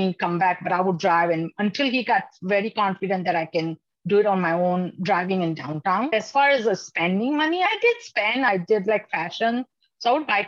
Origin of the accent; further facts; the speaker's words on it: Dallas, Texas, United States; also born or lived in India; I've done my high school and college in DFW Metroplex